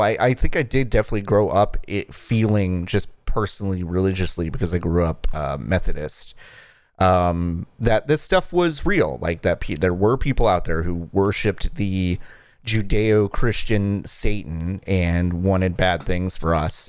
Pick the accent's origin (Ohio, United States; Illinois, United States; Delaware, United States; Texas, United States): Texas, United States; Dallas; I grew up in Texas, in, like, rural, um, not rural, suburban Dallas